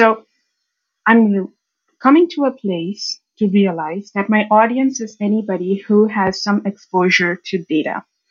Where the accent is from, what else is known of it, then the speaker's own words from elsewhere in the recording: India; When I was growing up in India, I had this little bit of a habit to learn about this data stuff from sources that are not related to data.